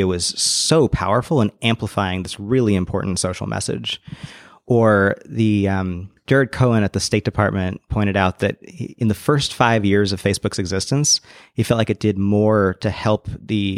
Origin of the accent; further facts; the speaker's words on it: Bay Area, California, United States; I grew up in the Bay Area